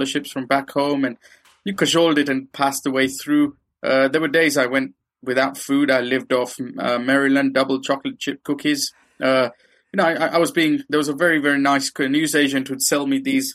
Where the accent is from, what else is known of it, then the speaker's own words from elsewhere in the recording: Kenya; moved away as an adult; now in United Kingdom; I grew up in Kenya